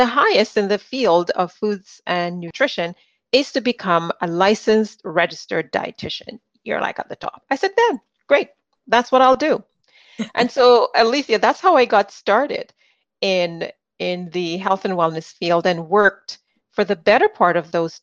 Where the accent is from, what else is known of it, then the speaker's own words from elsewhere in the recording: Jamaica; moved away; Being born in the Caribbean, I was born in Jamaica